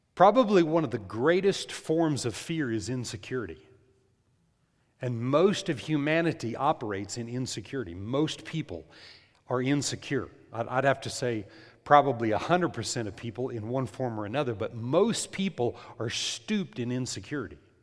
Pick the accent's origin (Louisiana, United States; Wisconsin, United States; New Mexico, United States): New Mexico, United States; moved away; In New Mexico, in the Rio Grande Valley there